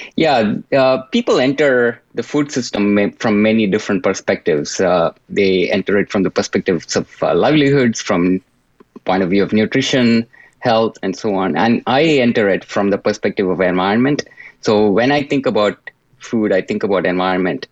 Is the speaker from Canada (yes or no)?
no; India; moved away; I grew up in India